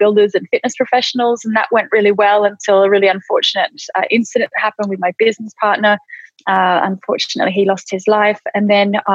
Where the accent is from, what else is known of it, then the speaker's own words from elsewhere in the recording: Australia; moved away as an adult; now in United Kingdom; I came over from Australia in 2000